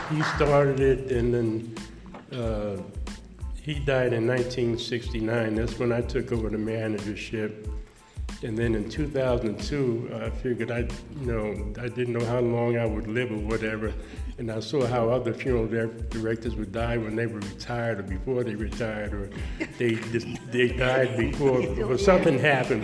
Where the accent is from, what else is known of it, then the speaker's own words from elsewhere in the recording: White Plains, New York, United States; also born or lived in Tarrytown; I was born in St. Agnes Hospital in White Plains